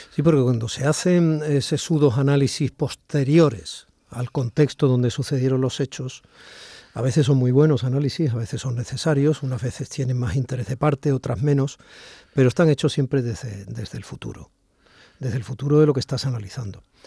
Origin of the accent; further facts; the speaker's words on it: Barakaldo, Basque Country, Spain; yo nací en Cruces